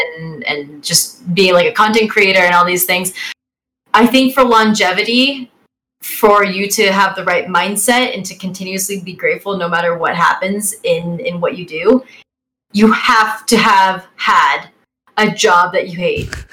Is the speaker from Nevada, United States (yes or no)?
no; Bay Area, California, United States; I'm from the Bay Area